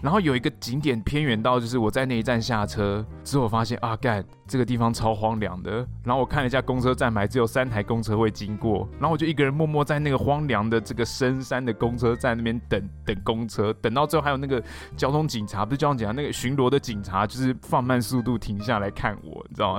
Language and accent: Chinese; Taiwan; 你身为台湾人